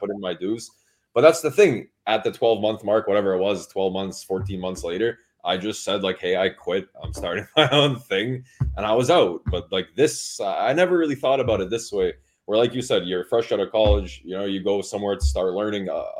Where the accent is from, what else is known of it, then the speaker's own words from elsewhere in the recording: Toronto, Ontario, Canada; moved away; I'm a Raptors fan. I have to be. I'm from Toronto